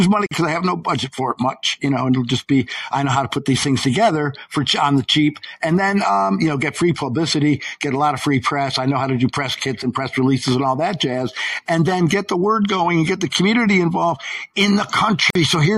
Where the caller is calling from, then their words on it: Syracuse, New York, United States; Central New York. I'm in American Siberia. Syracuse, New York.